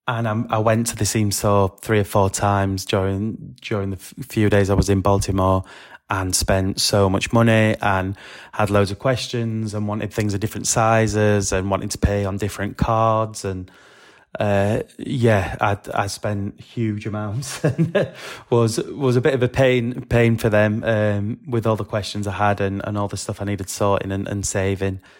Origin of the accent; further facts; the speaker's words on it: England, United Kingdom; back in England